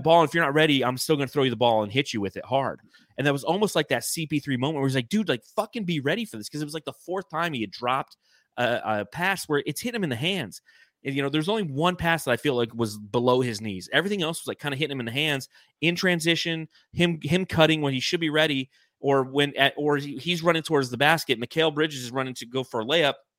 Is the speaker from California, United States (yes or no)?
yes; Los Angeles, California, United States; as a young child growing up in Los Angeles, you had the L A Kings